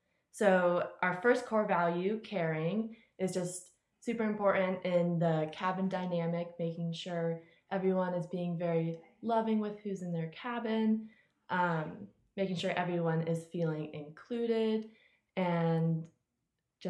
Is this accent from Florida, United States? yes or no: yes; Tampa, Florida, United States; I'm from Tampa, Florida